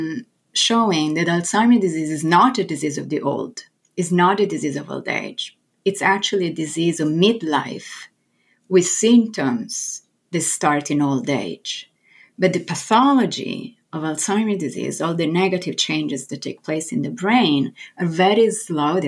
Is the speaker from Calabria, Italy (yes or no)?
no; Florence, Tuscany, Italy; English is a second language; moved away as an adult; now in New York, United States; I was born and raised in Florence in Italy